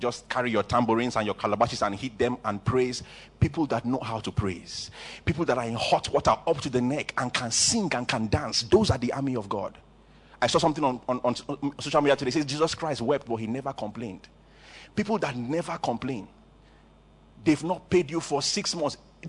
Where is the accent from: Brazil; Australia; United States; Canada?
Canada; now in Nigeria; If you are Igbo, don't make fun of me. I'm Igbo too, but you see, I'm actually from Canada, like my pastor. I'm just here in Nigeria because of you.